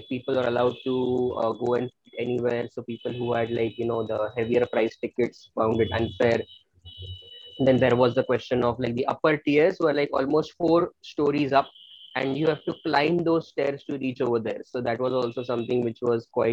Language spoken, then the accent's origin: English; Mumbai, Maharashtra, India; being born and brought up in Bombay